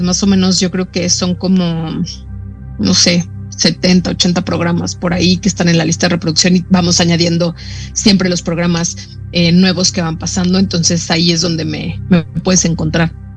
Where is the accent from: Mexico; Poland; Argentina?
Mexico; also born or lived in Brazil